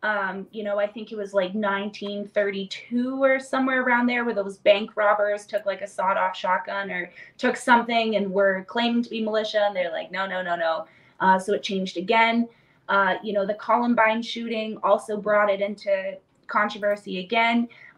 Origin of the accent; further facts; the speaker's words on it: Alberta, Canada; as a Canadian, as an Albertan, I mean, this is like the Texas of Canada.